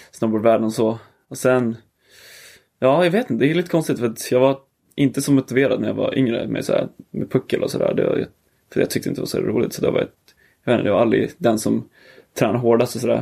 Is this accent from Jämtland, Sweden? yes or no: yes; Åre, Jämtland, Sweden; also born or lived in Trelleborg / Greece; så då flyttade vi upp hit när jag var typ fyra